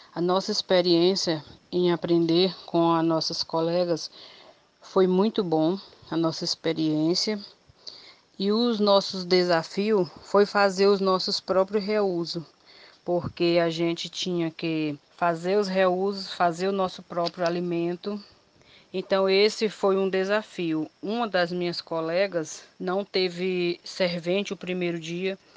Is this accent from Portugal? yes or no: no; Sobral, Ceará, Brazil; sou da comunidade de Desterro, município de Sobral.